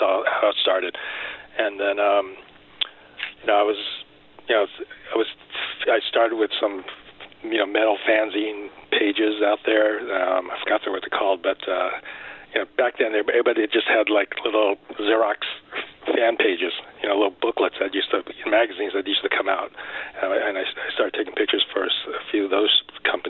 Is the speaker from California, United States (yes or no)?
yes; Los Angeles, California, United States; I was born in L.A., so American-born Chinese. So yeah, I'm one of the few that actually born and lived in L.A.